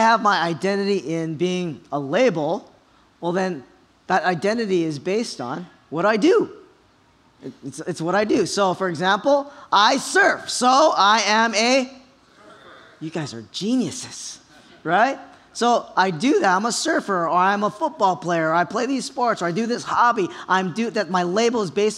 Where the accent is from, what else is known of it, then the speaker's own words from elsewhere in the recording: Kaneohe, Hawaii, United States; I was born and raised in Kaneohe